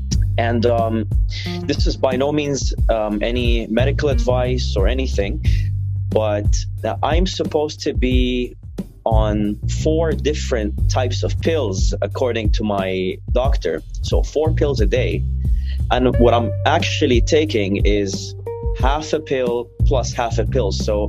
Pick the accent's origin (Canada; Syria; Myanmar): Syria; English is a second language; also born or lived in Saudi Arabia / Lebanon; because I, for most of my life, I lived in Saudi Arabia, and I was visiting Syria. Syria's my, you know, my hometown, is where I'm from.